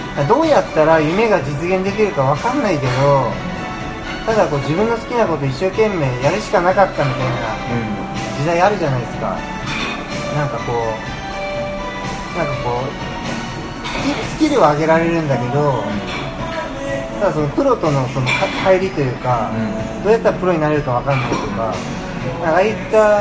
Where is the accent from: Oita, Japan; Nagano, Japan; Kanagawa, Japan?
Oita, Japan; moved away as an adult; also born or lived in Tokyo; 僕もあのまあこっち出身